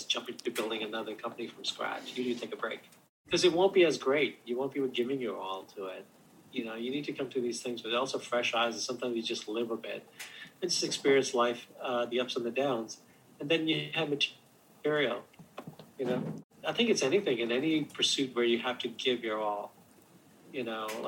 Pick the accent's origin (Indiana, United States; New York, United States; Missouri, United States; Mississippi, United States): New York, United States; outside of New York City, United States; moved away as an adult; also born or lived in Silicon Valley; we grew up outside of New York City